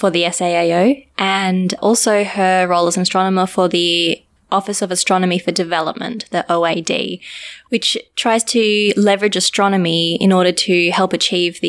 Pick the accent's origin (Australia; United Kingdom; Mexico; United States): Australia; moved away as an adult; also born or lived in South Africa; now in Cape Town, South Africa; I'm from Australia, but I moved to South Africa about 2 years ago